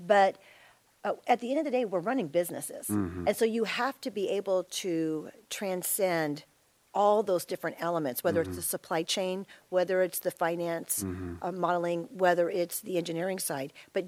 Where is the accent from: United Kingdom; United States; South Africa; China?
United States; Florida; born there; I was born in Florida on the Space Coast during the Apollo programs. And then we moved all over